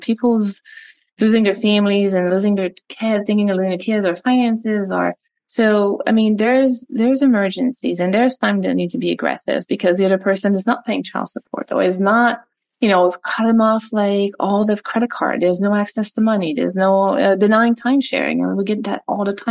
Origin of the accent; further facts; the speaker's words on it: Montreal, Quebec, Canada; first language French; English is a second language; moved away as an adult; now in United States; So I was recruited to play tennis for USF when I was 19, 18, from Montreal. So spoke French my entire life. That was my first language.